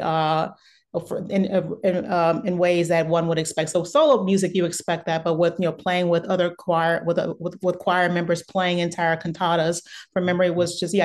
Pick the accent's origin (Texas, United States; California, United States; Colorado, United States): Texas, United States; Beaumont; moved away; also born or lived in San Francisco; I grew up in Beaumont, Texas, which is originally, which is uh, originally that's where I'm from, and I grew up there, and it's about an hour away from Houston, so Southeast Texas